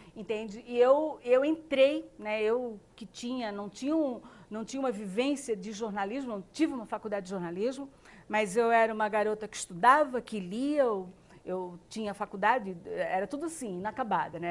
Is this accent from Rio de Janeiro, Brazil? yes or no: no; Blumenau, Santa Catarina, Brazil; also born or lived in Indaial; Eu nasci em Blumenau, mas meus pais ainda moram em Indaial